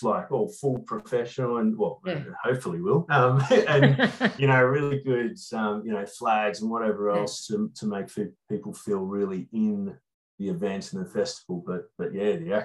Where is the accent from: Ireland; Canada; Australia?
Australia; Hobart, Tasmania; I grew up in Waterworks Reserve, not in the reserve, but just down from it, which is in the foothills of the mountain